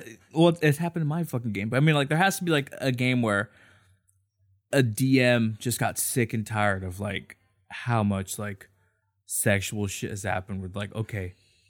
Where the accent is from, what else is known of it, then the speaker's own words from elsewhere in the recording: Anaheim, California, United States; also born or lived in Santa Ana; I was born in Santa Ana. I've lived in Anaheim most of my life.